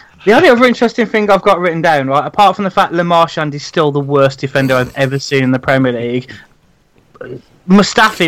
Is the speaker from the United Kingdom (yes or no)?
yes; Wolverhampton, West Midlands, United Kingdom; born or raised there